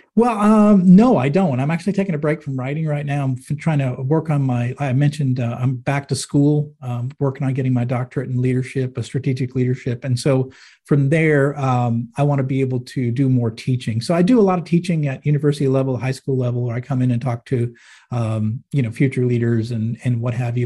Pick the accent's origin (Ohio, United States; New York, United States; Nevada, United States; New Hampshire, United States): New Hampshire, United States; Manchester; moved away; I grew up in Manchester, New Hampshire, and it was like, it's like a blue-collar town